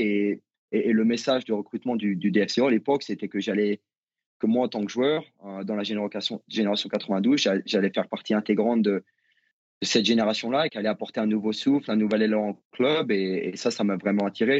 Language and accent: French; Nevers, Bourgogne-Franche-Comté, France; moved away as an adult; also born or lived in United States; j'ai grandi à Nevers